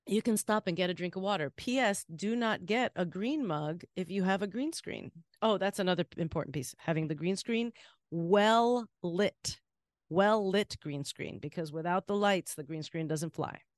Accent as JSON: {"language": "English", "town": "Miami", "region": "Florida", "country": "United States", "moved": "yes", "lives_now": "Boston, United States", "said": "being in Miami and being in a place that was like home"}